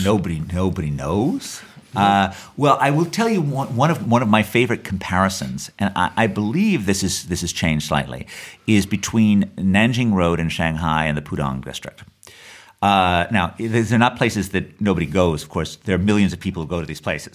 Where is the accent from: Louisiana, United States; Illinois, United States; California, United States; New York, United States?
New York, United States; I grew up in New York in the 1970s